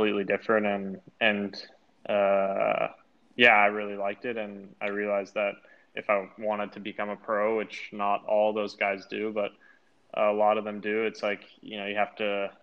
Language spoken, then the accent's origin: English; Boise, Idaho, United States; I'm from Boise, Idaho.